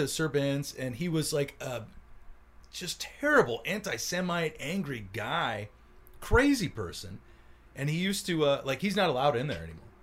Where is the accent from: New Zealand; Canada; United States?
United States; how I grew up was I, right on the Mississippi River